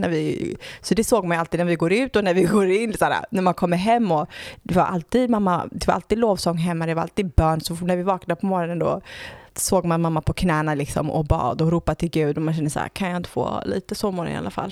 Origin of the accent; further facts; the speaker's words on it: Gothenburg, Västra Götaland, Sweden; jag föddes i Göteborg